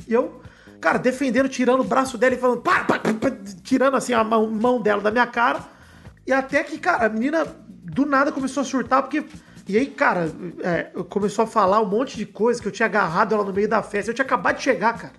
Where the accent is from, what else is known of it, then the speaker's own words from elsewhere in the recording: Araraquara, São Paulo, Brazil; moved away; da minha cidade original, da minha cidade natal, Araquara